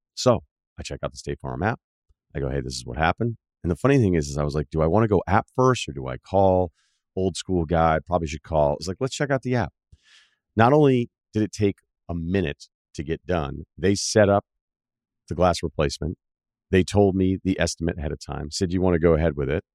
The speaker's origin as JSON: {"language": "English", "area": "Martha's Vineyard", "region": "Massachusetts", "country": "United States", "also_born_or_lived": "Boston", "said": "I'm from Martha's Vineyard. So when I say I'm from Mass, I get an eye roll. And then when I lived in Boston for seven years"}